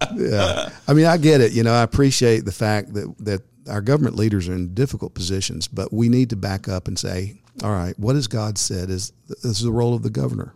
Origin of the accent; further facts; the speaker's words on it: United States; as an American citizen